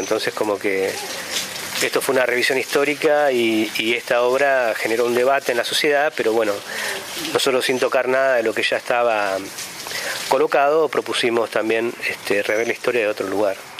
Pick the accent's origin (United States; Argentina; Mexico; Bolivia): Argentina; Santa Rosa, La Pampa; vivo en La Pampa, nací en Santa Rosa